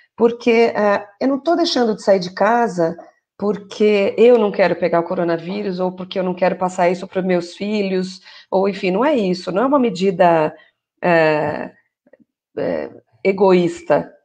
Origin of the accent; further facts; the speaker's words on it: São Paulo, Brazil; also born or lived in São Caetano do Sul; sou aqui de São Paulo, na verdade eu falo aqui de São Caetano do Sul